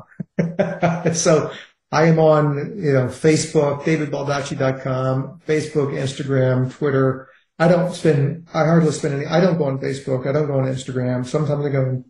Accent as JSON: {"language": "English", "town": "Richmond", "region": "Virginia", "country": "United States", "tie": "born or raised there", "said": "I grew up in Richmond, Virginia, in a heavily racist, heavily segregated society"}